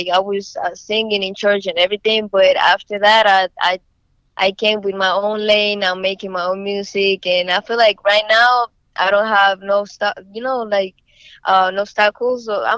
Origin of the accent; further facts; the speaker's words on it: Barahona, Dominican Republic; moved away as an adult; now in United States; Well, I'm from Dominican Republic. I'm from a small city called Barahona, a small town. Came, you know, to the United States maybe like 3-4 years ago